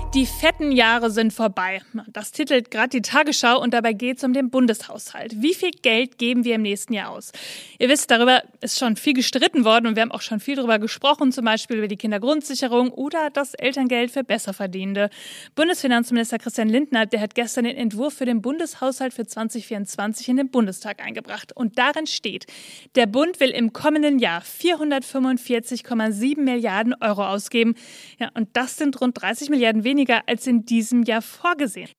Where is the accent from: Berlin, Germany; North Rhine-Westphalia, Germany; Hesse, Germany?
North Rhine-Westphalia, Germany; Bielefeld; ich komme aus Bielefeld, Nordrhein-Westfalen